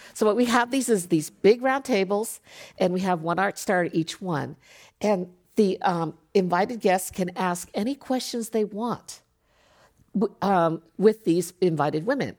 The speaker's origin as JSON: {"language": "English", "country": "Japan", "tie": "born or raised there", "moved": "yes", "lives_now": "United States", "said": "I grew up in Japan, so being five foot two was not a big deal"}